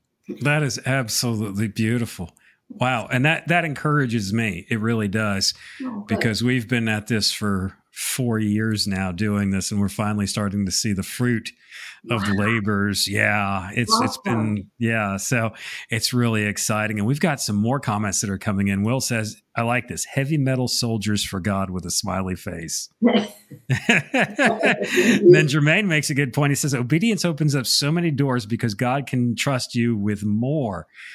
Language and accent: English; Connecticut, United States; now in South Carolina, United States; I'm going to blame it on the fact that I'm a transplant from Connecticut to South Carolina. So. I'm kind of confused in my dialects a little bit.